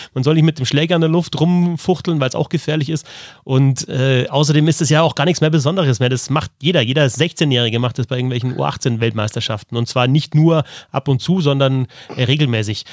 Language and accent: German; Hausham, Bavaria, Germany; in meiner Kindheit und Jugend auf dem Eisplatz in Haus, an diesem Ort